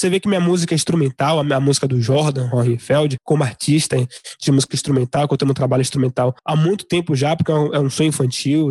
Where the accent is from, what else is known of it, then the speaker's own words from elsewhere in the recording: Salvador, Bahia, Brazil; Eu como baiano, soteropolitano, então falo principalmente de onde eu vivo